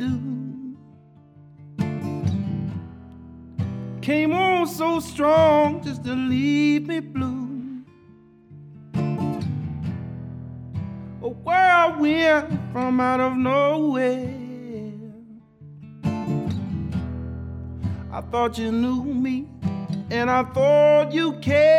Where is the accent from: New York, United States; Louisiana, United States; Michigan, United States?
Louisiana, United States; Baton Rouge; I'm from Baton Rouge.